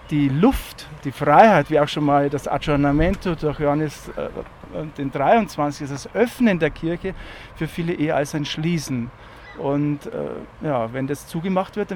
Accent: Lenting, Bavaria, Germany; also ich komme ja aus Lenting, wenn ich morgens zur Tür rausgegangen bin zur Schule

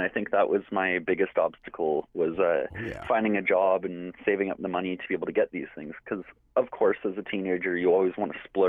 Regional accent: London, Ontario, Canada; I'm a 17-year-old youth from here in London. I am First Nations from the United Nations of the Thames

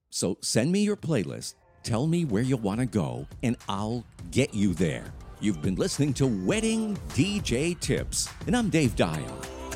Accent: Lewiston, Maine, United States; Born and raised in Lewiston, Maine

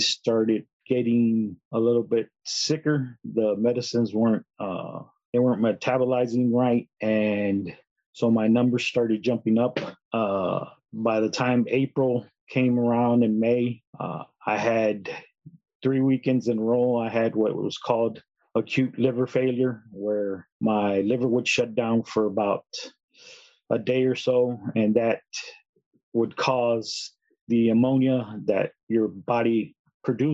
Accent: San Antonio, Texas, United States; I was born and raised in San Antonio

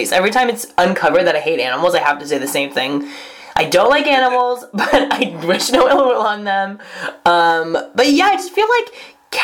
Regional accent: Marinwood, California, United States; when I was growing up in Marinwood

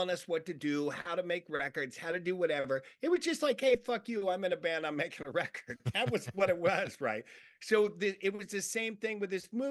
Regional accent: Long Beach, California, United States; I grew up in Long Beach, and it was, you know, the area that I grew up in, lower middle class

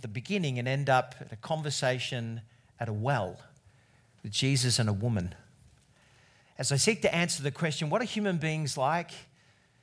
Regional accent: Australia; as an Australian

